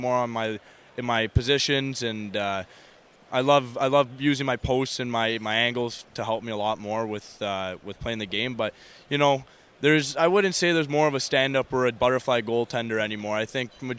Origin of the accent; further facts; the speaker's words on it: Bolton, Ontario, Canada; I grew up in Bolton, Ontario